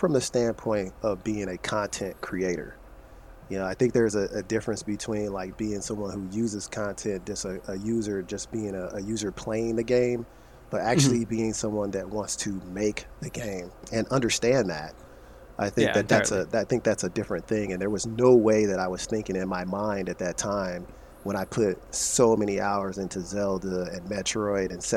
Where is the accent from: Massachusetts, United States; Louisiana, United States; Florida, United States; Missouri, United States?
Missouri, United States; St. Louis; born or raised there; moved away